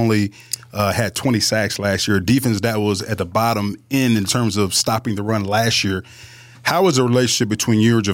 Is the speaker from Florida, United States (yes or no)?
yes; Pensacola, Florida, United States; I'm from Pensacola, Florida, a small town